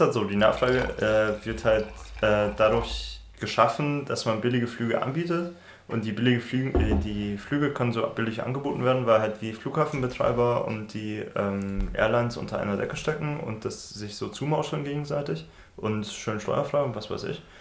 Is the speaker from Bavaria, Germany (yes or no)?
yes; Regensburg, Bavaria, Germany; now in Dresden, Germany; Regensburg in meiner Heimatstadt